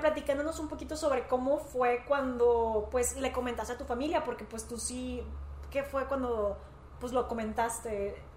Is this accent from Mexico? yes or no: yes; Monterrey, Nuevo León, Mexico; somos de Monterrey